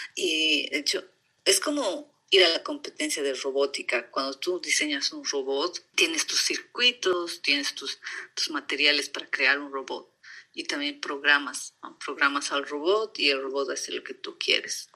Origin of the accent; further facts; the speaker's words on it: La Paz, Bolivia; moved away as an adult; also born or lived in Potosí, Bolivia / Sweden / United States; now in California, United States; yo después de cumplir un año me han llevado a vivir a La Paz, entonces todo mi mi educación, todo mi colegio, todo ha sido... Me siento más paseña